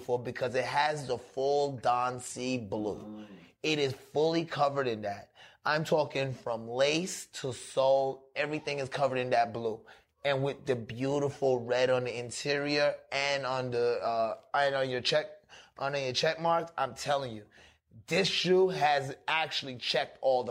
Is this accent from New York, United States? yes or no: yes; New York, United States; moved away; also born or lived in Florida; I grew up in New York, but I was living in Florida for a minute